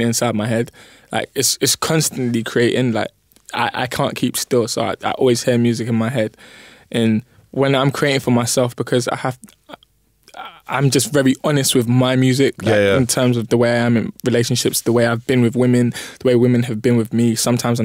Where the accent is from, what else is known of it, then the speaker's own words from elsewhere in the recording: London, United Kingdom; I was born in East, lived there for a bit, come to North